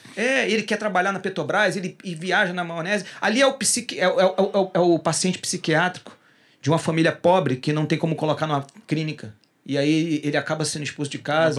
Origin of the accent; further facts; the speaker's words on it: Rio de Janeiro, Brazil; Rio, de Rio de Janeiro, porque eu sou carioca